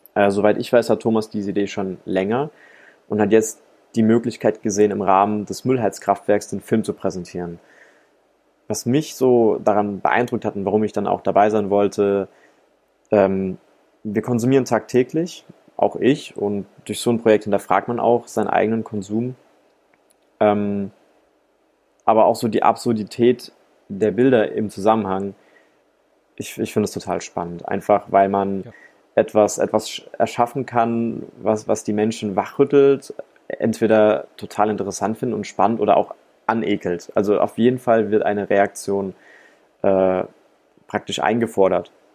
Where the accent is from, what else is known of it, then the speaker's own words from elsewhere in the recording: Rhine-Neckar, Germany; moved away as an adult; now in Ludwigsburg, Germany; Ich bin Filmemacher aus der Metropolregion Rhein-Neckar